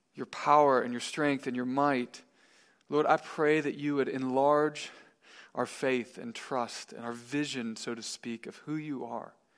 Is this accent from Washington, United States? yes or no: no; Missouri, United States; I'm from Missouri